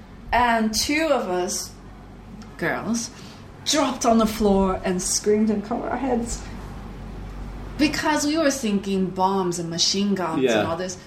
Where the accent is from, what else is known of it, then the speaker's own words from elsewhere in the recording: Atlanta, Georgia, United States; moved away; also born or lived in Taipei; I grew up basically in Atlanta, Georgia.